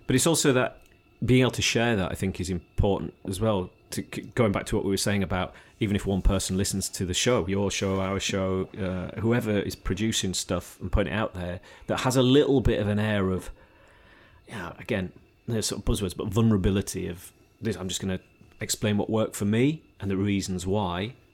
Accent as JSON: {"language": "English", "region": "Yorkshire and the Humber", "country": "United Kingdom", "also_born_or_lived": "Devon / Australia", "moved": "yes", "lives_now": "Sidmouth, United Kingdom", "said": "I'm a blow-in, as they would describe me, probably, 'cause I'm a Yorkshireman in, in Devon, but I've been here a long time"}